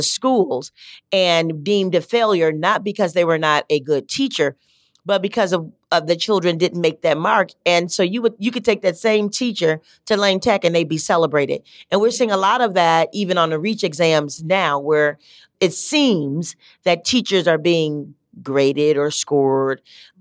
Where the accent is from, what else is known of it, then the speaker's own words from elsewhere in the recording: Chicago, Illinois, United States; I'm from Cabrini